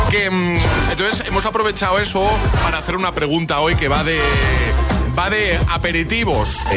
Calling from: San Fernando, Andalusia, Spain; Hola buenos días … de San Fernando Cádiz

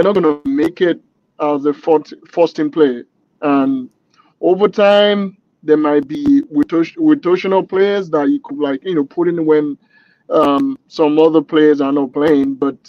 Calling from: Chicago, Illinois, United States; From Chicago. Chicago. Illinois.

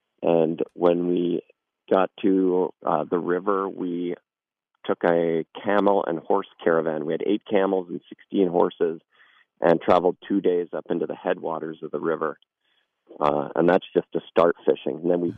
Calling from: New York, United States; Yeah, I'm actually calling from New York State right now.

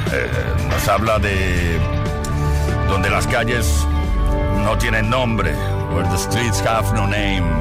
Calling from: Cartagena, Region of Murcia, Spain; Hola chicos … de Cartagena.

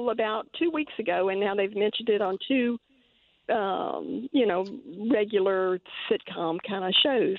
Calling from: Baton Rouge, Louisiana, United States; I'm calling from Baton Rouge.

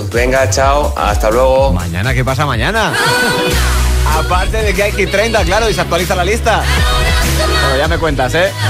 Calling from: Almagro, Castilla-La Mancha, Spain; Hola, buenas tardes … de Almagro.

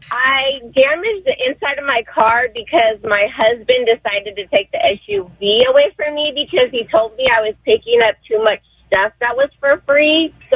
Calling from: United States; I'm calling from High Desert.

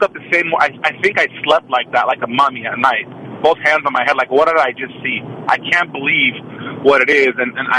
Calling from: Oakland, California, United States; Good morning. … from Oakland.

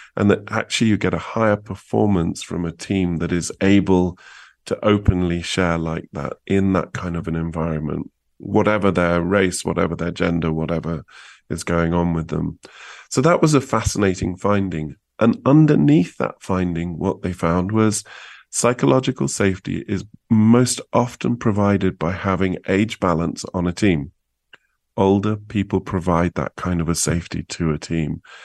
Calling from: New Mexico, United States; also born or lived in Santa Fe; I'm calling you from New Mexico

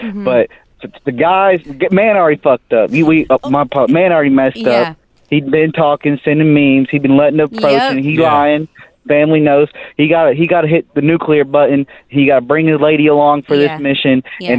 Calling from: Arkansas, United States; I'm from Arkansas. That's right.

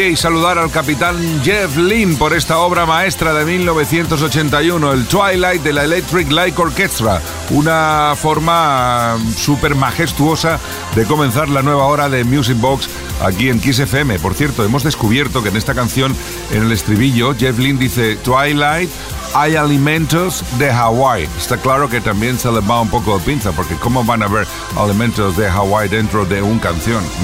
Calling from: Madrid, Community of Madrid, Spain; de Madrid. Me encanta vuestro programa.

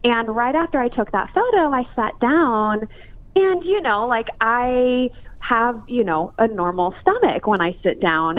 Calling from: Los Angeles, California, United States; Los Angeles

